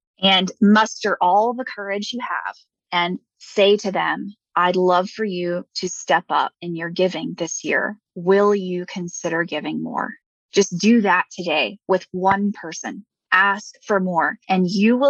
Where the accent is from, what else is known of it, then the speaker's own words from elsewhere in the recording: Houston, Texas, United States; moved away; I'm from Houston, Texas originally